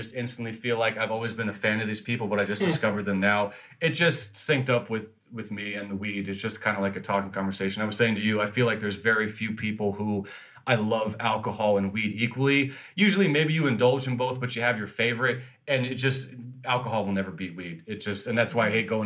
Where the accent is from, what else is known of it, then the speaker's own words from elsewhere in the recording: New Jersey, United States; now in West Coast, United States; grow up in New Jersey